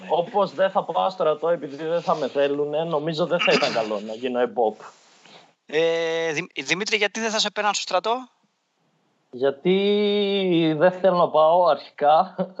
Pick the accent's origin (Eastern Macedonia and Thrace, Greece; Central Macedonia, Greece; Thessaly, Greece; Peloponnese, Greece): Eastern Macedonia and Thrace, Greece; Evros; moved away; εμείς που στον Εύρο είχαμε Τούρκους μέχρι το 1920, ξέρω εγώ, είμαστε Έλληνε